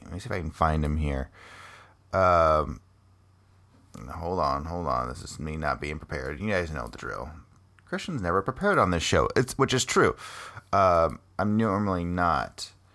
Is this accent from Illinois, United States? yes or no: no; Cedar Rapids, Iowa, United States; I spent a lot of time there. Went to high school there